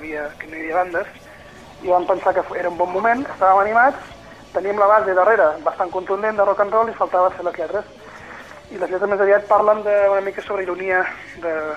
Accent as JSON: {"language": "Catalan", "area": "Empordà", "region": "Catalonia", "country": "Spain", "tie": "born or raised there", "said": "nosaltres venim de l'Empordà, hem nascut aquí i hem fet vida aquí durant molts i molts anys"}